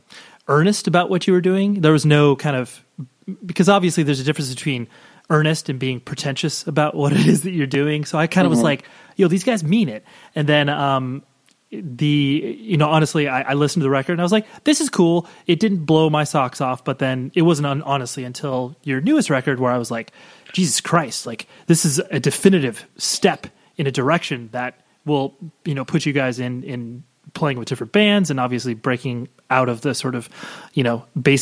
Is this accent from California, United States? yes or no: yes; California, United States; I'm from Southern California.